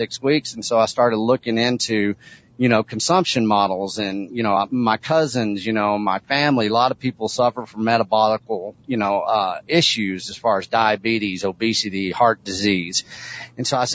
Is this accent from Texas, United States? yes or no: yes; Texas, United States; a seventh generational agricultural person in the state of Texas